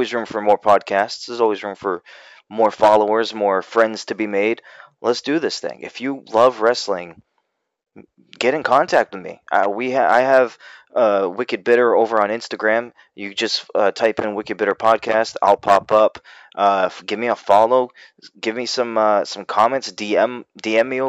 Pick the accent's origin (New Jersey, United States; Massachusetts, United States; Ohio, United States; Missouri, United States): Massachusetts, United States; now in North Carolina, United States; I'm from Massachusetts. I grew up there. I now live in Carolina, North Carolina